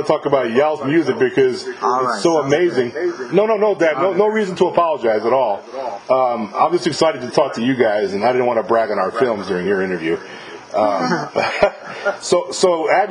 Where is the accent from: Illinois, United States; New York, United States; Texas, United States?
New York, United States; moved away; also born or lived in Goleta, California; I'm from New York originally, but I used to live in California.